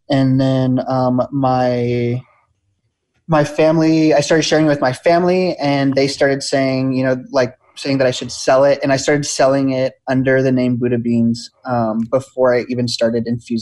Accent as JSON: {"language": "English", "town": "Los Angeles", "region": "California", "country": "United States", "also_born_or_lived": "Oregon", "moved": "as an adult", "said": "I'm from Los Angeles"}